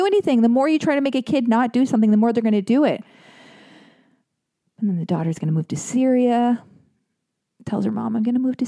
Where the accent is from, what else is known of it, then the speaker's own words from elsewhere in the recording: United States; I'm an American girl